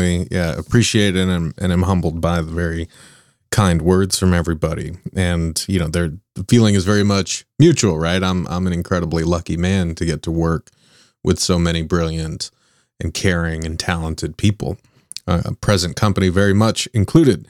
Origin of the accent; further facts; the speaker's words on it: Southern California, United States; I grew up in Southern California